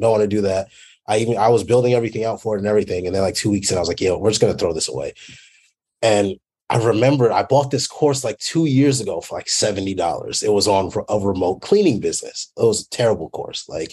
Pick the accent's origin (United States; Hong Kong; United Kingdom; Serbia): United States; Fort Worth, Texas; also born or lived in Dallas, Texas; I'm from Dallas, Texas, well, Fort Worth mainly